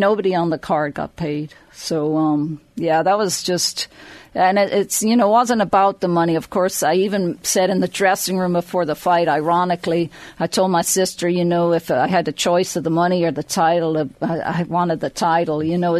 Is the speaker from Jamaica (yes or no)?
no; Drogheda, Leinster, Ireland; So I grew up just outside Drogheda, and my dad moved his dental practice into Drogheda